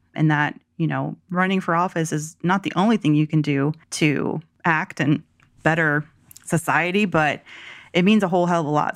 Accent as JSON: {"language": "English", "region": "the South", "country": "United States", "tie": "born or raised there", "said": "growing up in the South"}